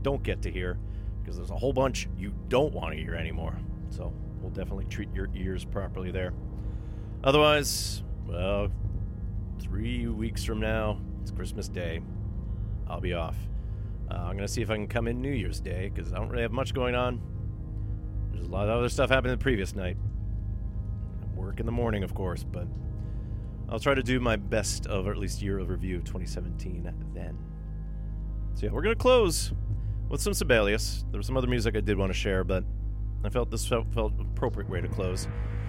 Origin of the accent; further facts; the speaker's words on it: North Karelia, Finland; I'm from North Karelia, North Pohjois-Karjala, as we say.